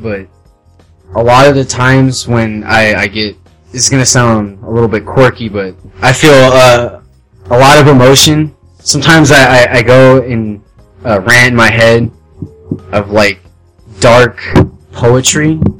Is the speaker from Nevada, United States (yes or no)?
yes; Las Vegas, Nevada, United States; moved away as an adult; I've ever really been outside of Las Vegas